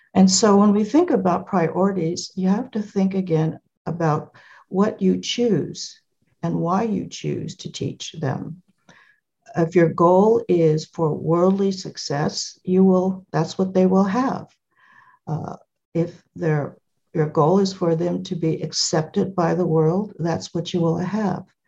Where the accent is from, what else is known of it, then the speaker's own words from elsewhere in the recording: California, United States; I was born in California